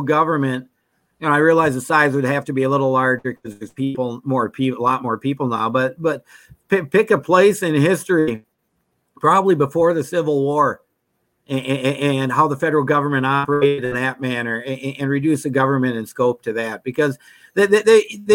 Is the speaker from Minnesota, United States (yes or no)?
yes; Minnesota, United States; When I grew up in Minnesota, it was 3M, it was Honeywell, it was General Mills